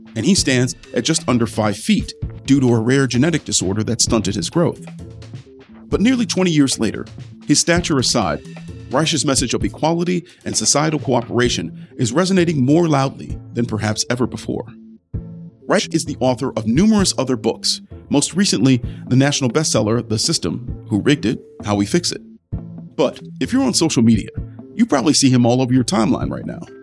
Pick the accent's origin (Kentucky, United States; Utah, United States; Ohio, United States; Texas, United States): Ohio, United States; Ohio's 11th district, United States; my hometown district, Ohio's 11th